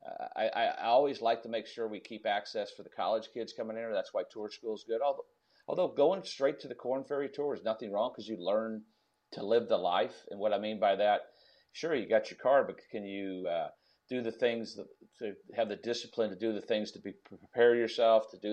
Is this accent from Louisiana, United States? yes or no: no; Mississippi, United States; my home state in Jackson, Mississippi